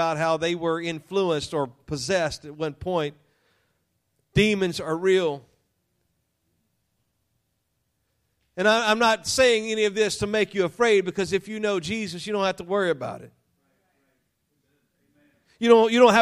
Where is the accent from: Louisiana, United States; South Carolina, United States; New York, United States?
Louisiana, United States; I was raised in Louisiana, I say unique